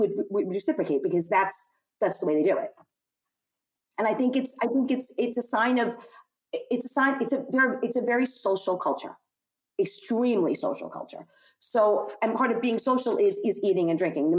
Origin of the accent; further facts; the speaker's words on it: New York City, New York, United States; I'm clearly an American. I was born and raised in Brooklyn